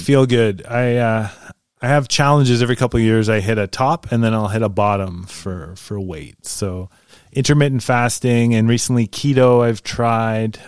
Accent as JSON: {"language": "English", "region": "Northern Germany", "country": "Germany", "said": "I'm from North Germany"}